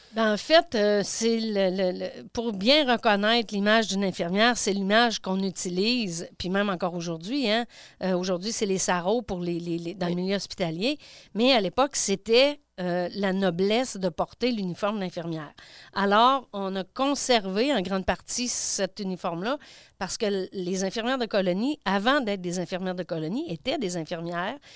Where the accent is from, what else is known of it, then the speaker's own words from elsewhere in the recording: Landrienne, Quebec, Canada; je suis native de, de Landrienne